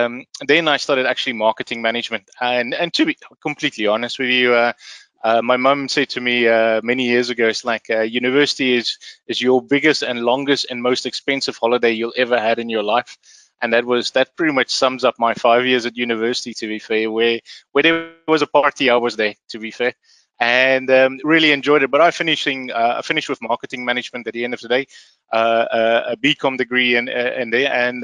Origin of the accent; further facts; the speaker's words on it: Namibia; also born or lived in Rustenburg, South Africa; So I'm originally from South Africa, and I was born in a little in a city called Rustenburg, out in the old west northwestern parts of South Africa. But I actually grew up in Namibia